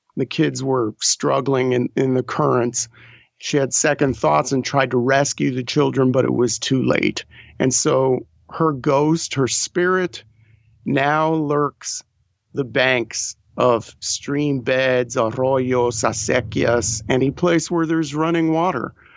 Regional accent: New Mexico, United States; also born or lived in New York; We moved out of New York when I was seven. So I grew up in New Mexico

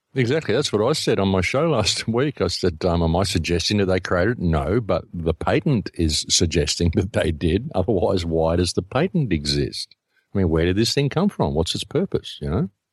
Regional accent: Australia; I come from Australia

